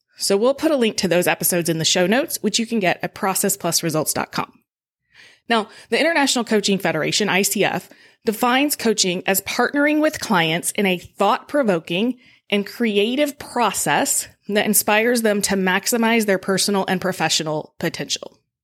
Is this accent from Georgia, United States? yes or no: yes; Georgia, United States; moved away as an adult; also born or lived in Colorado; now in Evansville, United States; I grew up in Georgia, so I've lived it before, but I also left Georgia like seventeen years ago